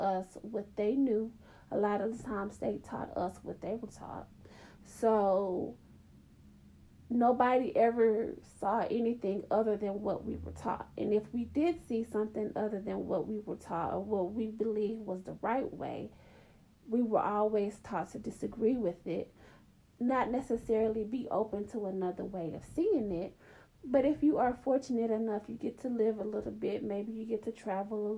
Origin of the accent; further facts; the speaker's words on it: Atlanta, Georgia, United States; I grew up in the South. I grew up in Atlanta.